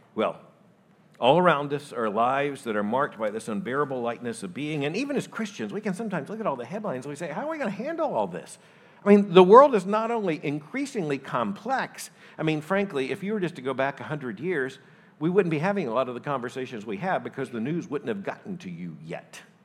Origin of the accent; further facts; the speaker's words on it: Florida, United States; moved away; I grew up in Florida.